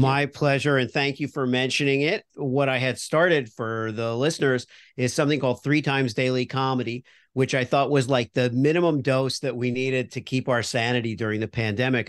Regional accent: Miami, Florida, United States; I grew up in Miami, so I was a Dolphins fan

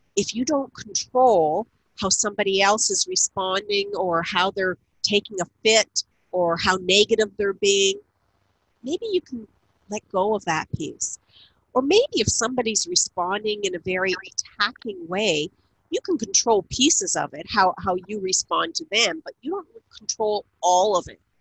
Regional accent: Niagara Falls, Ontario, Canada; moved away as an adult; also born or lived in Ottawa; I lived in Ottawa for 31 years. I now live in Niagara Falls, where I grew up in the Niagara region

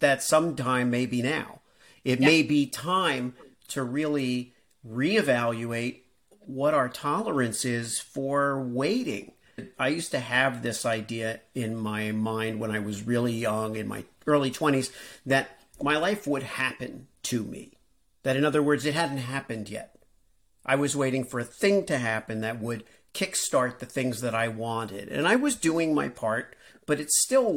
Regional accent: Miami, Florida, United States; also born or lived in New York / California; now in Iowa, United States; I grew up in Miami

